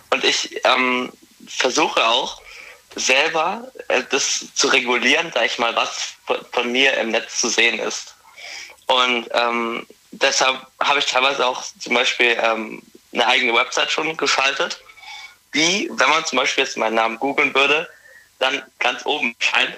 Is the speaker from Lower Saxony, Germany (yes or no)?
no; Forchheim, Bavaria, Germany; komme aus Forchheim, das ist in Oberfranken.